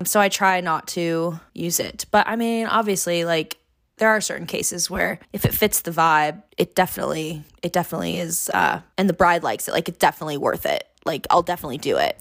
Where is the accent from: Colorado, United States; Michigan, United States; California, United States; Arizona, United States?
California, United States; Long Beach; now in San Diego, United States; I'm originally from Long Beach, California. Born and raised, go Beach, L B C.